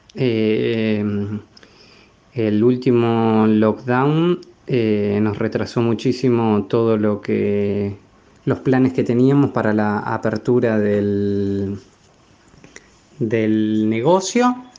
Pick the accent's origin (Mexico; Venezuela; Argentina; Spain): Argentina; General Roca, Río Negro; moved away as an adult; also born or lived in Wellington, New Zealand; now in New Zealand; soy de General Roca, Río Negro